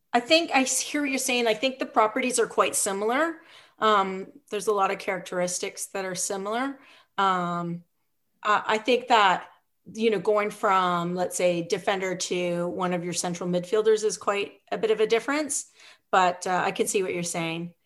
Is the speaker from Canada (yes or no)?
yes; Revelstoke, British Columbia, Canada; moved away as an adult; also born or lived in Vancouver / Ottawa; now in Ontario, Canada; I grew up in British Columbia in this small town called Revelstoke